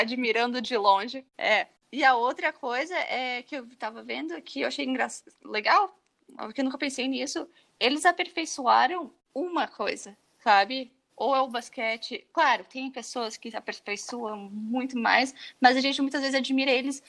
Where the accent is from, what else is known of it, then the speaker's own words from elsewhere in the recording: Brazil; moved away as an adult; uma das razões que eu saí do Brasil e nunca me senti muito confortável no Brasil